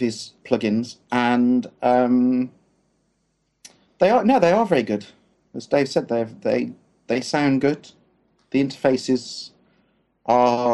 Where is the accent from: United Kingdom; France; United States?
United Kingdom; we're British